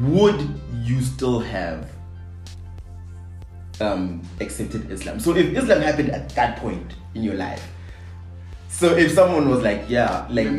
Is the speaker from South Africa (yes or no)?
yes; South Africa; as a South African